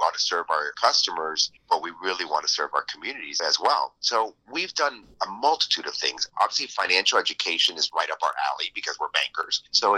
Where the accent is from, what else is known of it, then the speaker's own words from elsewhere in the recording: Miami, Florida, United States; I was born and raised in Miami, so I am a true Miamian, and I love the city